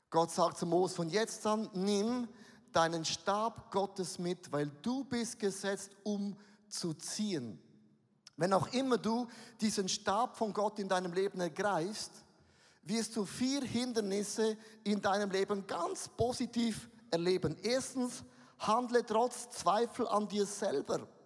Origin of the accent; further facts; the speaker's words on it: Switzerland; Also lasst uns mal ganz auf den Boden kommen, wir sind Schweizer.